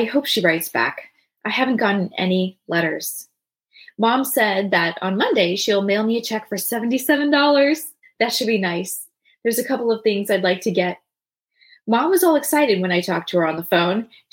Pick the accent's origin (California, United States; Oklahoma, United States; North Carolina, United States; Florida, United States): California, United States; San Diego; I'm from San Diego.